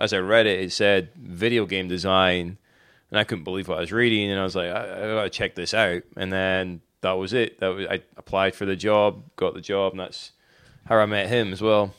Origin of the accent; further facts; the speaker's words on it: Inverness, Scotland, United Kingdom; moved away as an adult; now in Wilmington, United States; I'm originally from Scotland. Uh, Inverness, Scotland, to be more exact